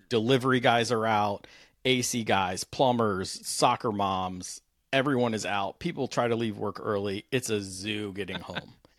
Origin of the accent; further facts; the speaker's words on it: Washington, District of Columbia, United States; I grew up riding motorcycles around the Capital Beltway in D.C.